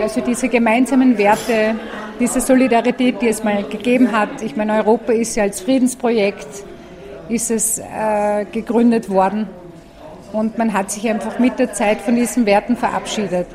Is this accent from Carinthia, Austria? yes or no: no; Tyrol, Austria; ich bin kurdischstämmig, bin in Tirol aufgewachsen